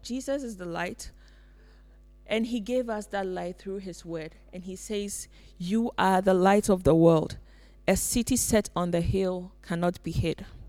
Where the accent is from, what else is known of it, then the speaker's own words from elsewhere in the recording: Ghana; now in Finland; I come from Ghana